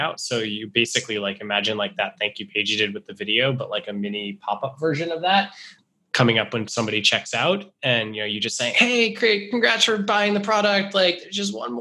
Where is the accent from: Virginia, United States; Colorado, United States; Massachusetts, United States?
Massachusetts, United States; Rehoboth; my hometown in Rehoboth, Massachusetts